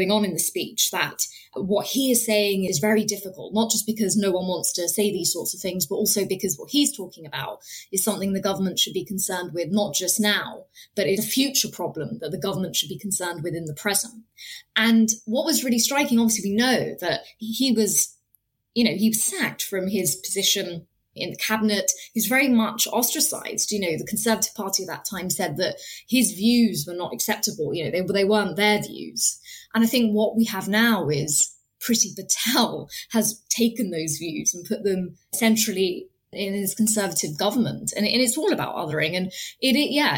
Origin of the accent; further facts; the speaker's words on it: United Kingdom; I was born in this country, my parents weren't, but I was born in this country, I'm a British citizen, but there's never been a time I can remember living here and growing up here